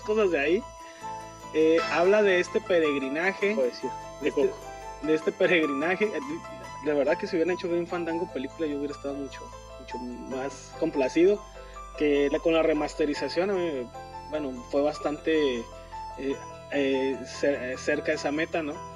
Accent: Mexico; así somos los mexicanos

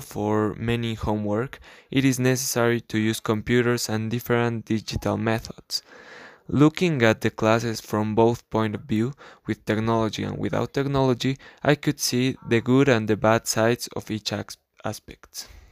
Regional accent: La Paz, Bolivia; English is a second language; I am from La Paz, Bolivia

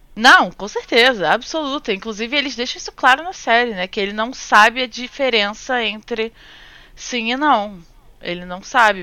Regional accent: Rio de Janeiro, Brazil; moved away as an adult; now in Japan; Praça Sans Pena, tipo, lugar onde eu cresci

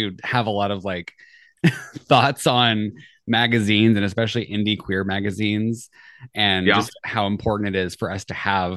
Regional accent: Southern California, United States; I grew up in Southern California

